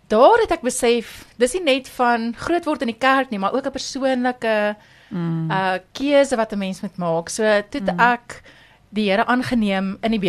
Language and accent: Afrikaans; Pretoria, Gauteng, South Africa; hier ek het hier groot geword, ek is hier getroud, ek het my kinders hier gehad, so ek is 'n opregte Pretoriaaner.